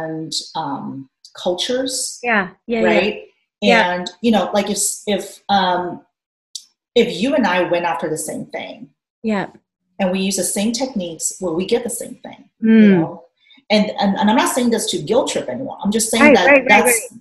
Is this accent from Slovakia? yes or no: no; Hungary; moved away; We grew up in Hungary. I did. So our family lived in Hungary for many years.